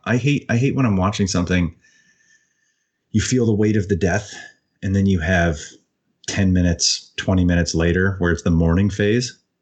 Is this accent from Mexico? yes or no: no; Canada; I don't speak French, as embarrassing as that is as a Canadian